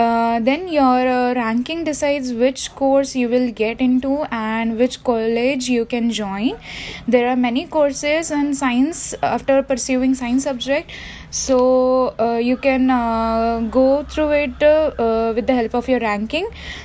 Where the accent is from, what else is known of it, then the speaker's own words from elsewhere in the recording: India; also born or lived in Jalgaon, Maharashtra; I am an Indian and I am third year MBBS student from DOPMC college situated in Jalgaon, Maharashtra.